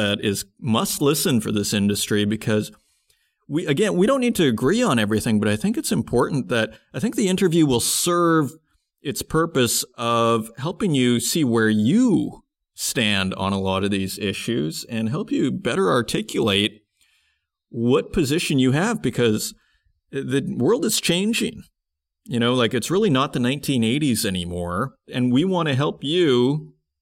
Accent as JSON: {"language": "English", "town": "Saskatoon", "region": "Saskatchewan", "country": "Canada", "moved": "yes", "said": "I come from Saskatoon, Saskatchewan"}